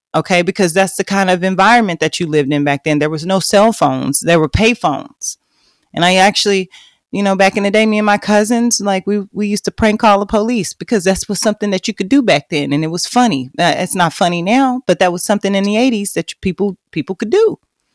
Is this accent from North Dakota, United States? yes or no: no; Oklahoma, United States; also born or lived in Fort Worth, Texas; I grew up in a very small town in Oklahoma. Now, I was born in Fort Worth. I was born on the south side of Fort Worth.